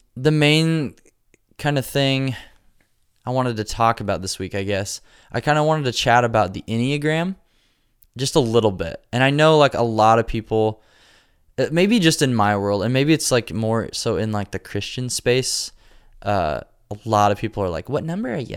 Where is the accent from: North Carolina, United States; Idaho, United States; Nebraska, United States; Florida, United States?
Nebraska, United States; now in Nashville, United States; I'm from Nebraska.